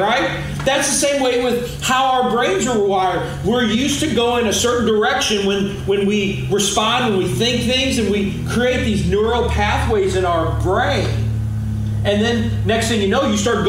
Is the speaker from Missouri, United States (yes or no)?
yes; Arnold, Missouri, United States; I grew up in Arnold